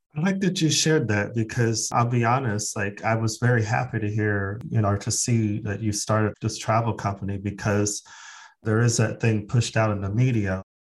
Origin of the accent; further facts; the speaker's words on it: Phoenix, Arizona, United States; now in Sweden; I'm actually from Phoenix, Arizona